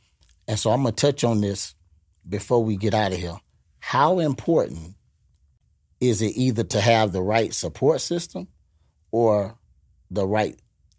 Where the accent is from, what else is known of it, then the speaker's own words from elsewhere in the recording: Gainesville, Florida, United States; now in Tampa, United States; I'm from Gainesville. You know, I've just been out of Tampa so long till, you know, I'm like a Tampa guy.